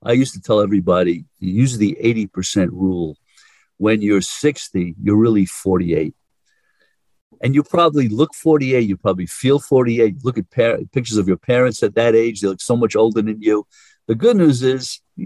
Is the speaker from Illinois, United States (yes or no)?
no; New York, United States; accent: New Yorker; I'm a New Yorker